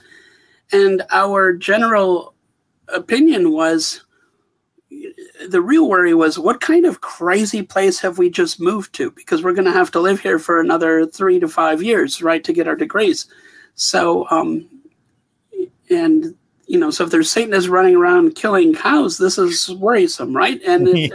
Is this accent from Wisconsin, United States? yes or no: yes; Wisconsin, United States; moved away as an adult; also born or lived in Bozeman, Montana; I come from Wisconsin originally.